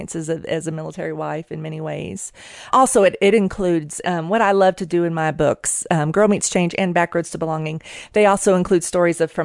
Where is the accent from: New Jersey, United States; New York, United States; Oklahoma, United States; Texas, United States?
Oklahoma, United States; moved away as an adult; now in Colorado Springs, United States; I was born and raised in Oklahoma